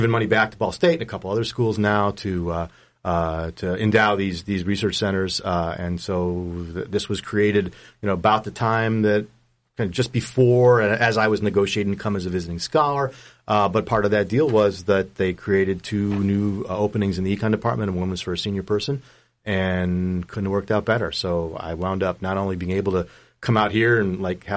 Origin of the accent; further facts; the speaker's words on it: Detroit, Michigan, United States; moved away as an adult; also born or lived in New York State; now in Central Indiana, United States; I was born in Detroit. Grew up in Detroit suburbs